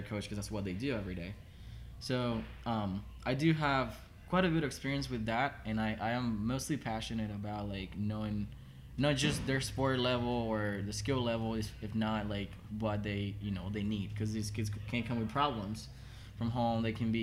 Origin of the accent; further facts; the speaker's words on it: Havana, Cuba; English is a second language; moved away as an adult; also born or lived in Miami / Orlando / Northern Kentucky; now in Kentucky, United States; I was born in Havana, Cuba